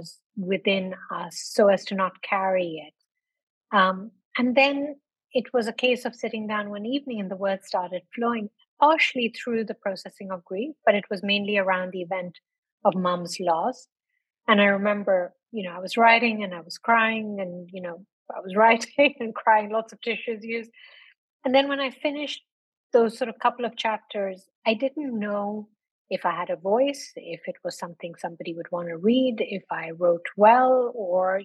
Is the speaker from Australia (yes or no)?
no; North India, India; moved away as an adult; also born or lived in London, United Kingdom; now in Dubai, United Arab Emirates; I was born in London, as you said, grew up in India, then went back to London, worked for a while, and then I've been in Dubai for 22 years